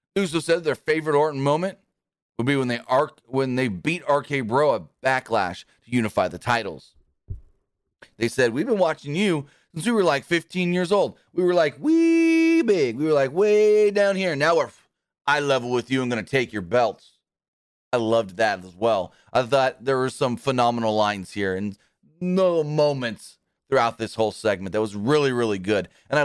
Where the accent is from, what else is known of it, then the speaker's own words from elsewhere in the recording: Knoxville, Tennessee, United States; born there; I was born right here in Knoxville, Tennessee.